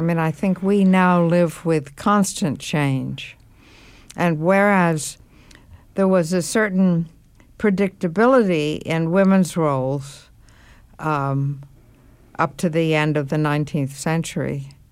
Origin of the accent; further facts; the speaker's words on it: New York, United States; I should be born in what used to be called the French hospital in New York